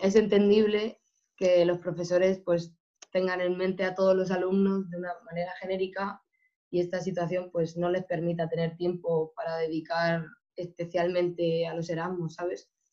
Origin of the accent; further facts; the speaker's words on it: Spain; moved away as an adult; now in Porto, Portugal; mi universidad en España